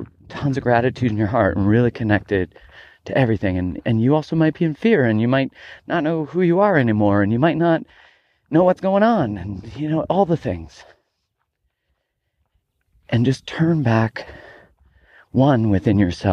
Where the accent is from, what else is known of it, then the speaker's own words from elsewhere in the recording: Calgary, Alberta, Canada; moved away; I grew up in Calgary, Alberta, Canada